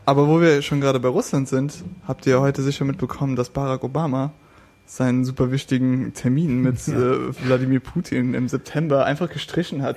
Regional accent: West Germany, Germany; Ich komme aus dem Westen

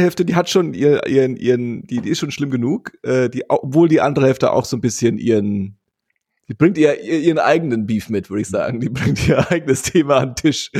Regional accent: West Germany, Germany; moved away; als äh, sogenannter Westdeutscher endlich äh, im Ostdeutschland meiner Heimat gefunden

